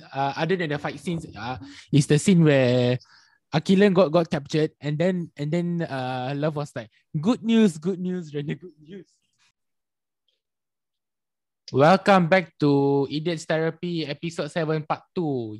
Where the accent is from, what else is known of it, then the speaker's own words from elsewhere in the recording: Malaysia; It's part of being Malaysian